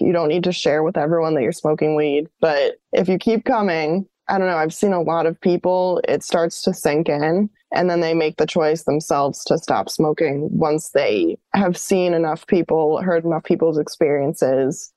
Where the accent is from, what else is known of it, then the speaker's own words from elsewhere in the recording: New York, United States; moved away as an adult; also born or lived in Colorado / Florida; New York, where I was from.